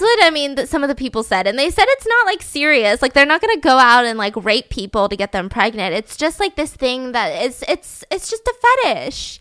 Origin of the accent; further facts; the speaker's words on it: the South, United States; I grew up in the South, so, like, there's a lot of basements